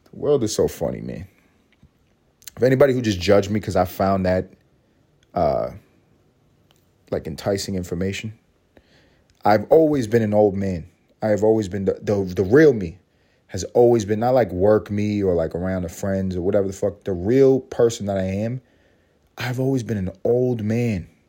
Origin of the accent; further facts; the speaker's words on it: New York City, New York, United States; I grew up in Harlem